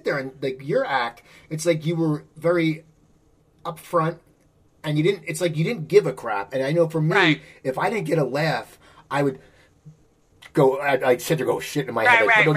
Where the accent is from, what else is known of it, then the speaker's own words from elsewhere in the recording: Cherry Hill, New Jersey, United States; I grew up in Cherry Hill, New Jersey